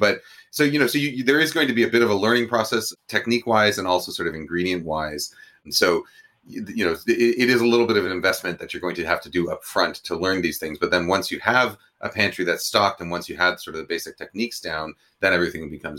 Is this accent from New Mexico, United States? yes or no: no; New York, United States; One that's sort of the Chinese American version that I grew up with in New York.